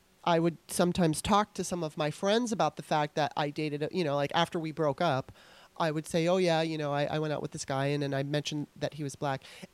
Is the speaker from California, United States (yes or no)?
yes; California, United States; now in Baltimore, United States; I was eight when I moved. And when I was in school, I mean, I remember there was more white people than black people. Of course, there might have been some Mexican kids and Asian kids here and there, but that's my memory. When I went to California